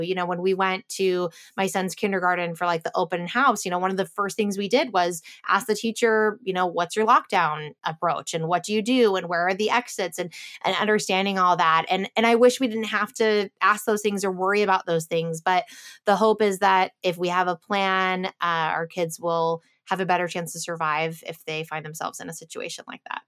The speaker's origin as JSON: {"language": "English", "town": "Chicago", "region": "Illinois", "country": "United States", "tie": "born or raised there", "said": "I grew up in Chicago area with like cornfields"}